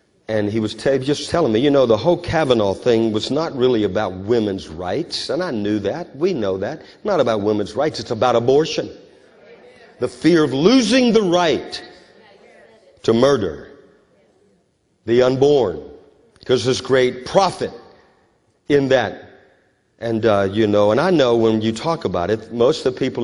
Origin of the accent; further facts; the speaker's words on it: United States; I'm an American, but I'm a Christian